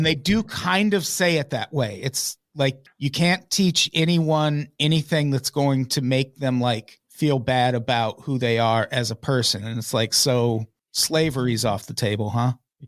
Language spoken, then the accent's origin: English; Peoria, Illinois, United States; Peoria, Illinois